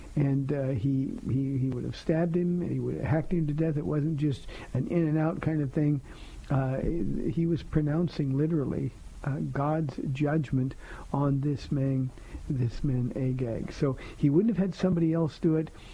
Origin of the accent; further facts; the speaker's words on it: United States; as American Christians